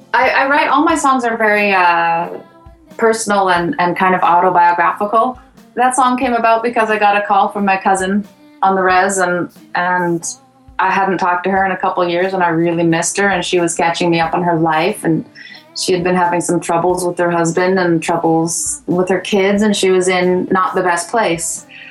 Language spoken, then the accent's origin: English; West Coast, British Columbia, Canada; also born or lived in Sweetgrass reserve, Saskatchewan; I'm Cree, originally from Saskatchewan, although I was raised here on the West Coast. I was born on a reserve called Sweetgrass